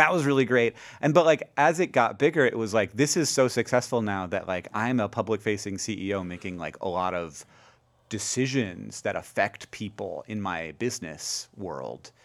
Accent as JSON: {"language": "English", "town": "Orlando", "region": "Florida", "country": "United States", "tie": "born or raised there", "also_born_or_lived": "Alabama", "moved": "as an adult", "lives_now": "Montana, United States", "said": "we moved, shortly moved to Orlando"}